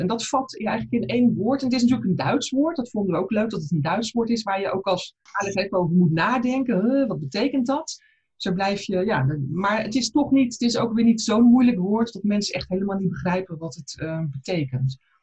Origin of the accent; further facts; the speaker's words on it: South Holland, Netherlands; moved away as an adult; now in Berlin, Germany; Ik ben zuid vanuit Zuid-Holland naar Berlijn